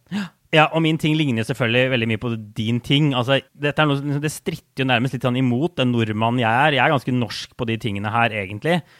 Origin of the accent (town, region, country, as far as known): Norway; now in New York, United States